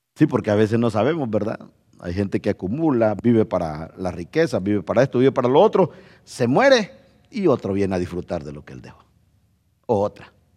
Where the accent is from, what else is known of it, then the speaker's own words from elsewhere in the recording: Honduras; moved away; yo no soy hondureño